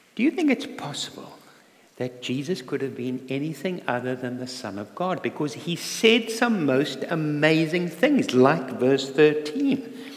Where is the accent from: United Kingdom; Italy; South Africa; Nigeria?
South Africa; moved away; I'm not a Geordie, I'm from South Africa and um, born in South Africa